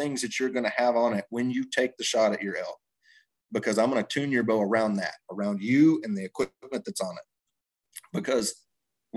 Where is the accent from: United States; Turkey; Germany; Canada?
United States; Texas; moved away; I grew up in Texas, you know, hunting out of tree stands and ground blinds and stuff like that.